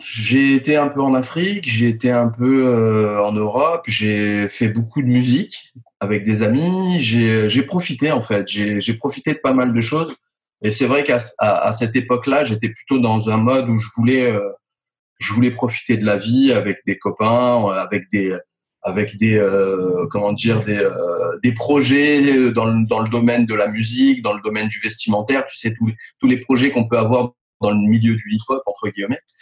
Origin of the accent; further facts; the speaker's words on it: Nice, Provence-Alpes-Côte d'Azur, France; je suis né à Nice Exactement. J'y vis depuis bah, très longtemps. Euh, j'ai fait mes études là-bas.